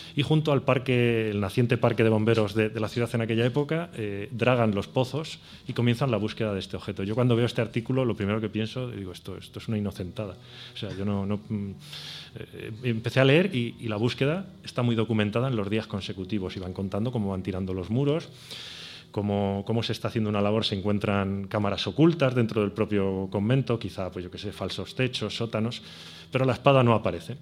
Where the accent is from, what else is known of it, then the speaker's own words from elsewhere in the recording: Toledo, Castilla-La Mancha, Spain; como toledano, como, como amante de la historia de mi ciudad